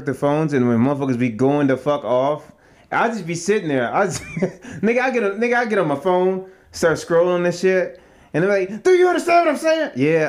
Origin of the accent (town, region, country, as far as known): Oregon, United States